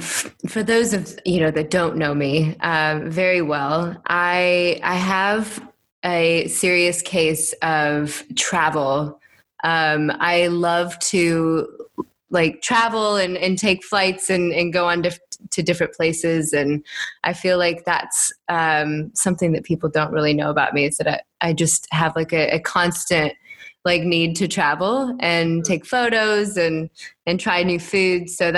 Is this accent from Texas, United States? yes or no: no; Iowa, United States; I grew up in the Midwest, little farm town in Des Moines, Iowa, just east of Des Moines.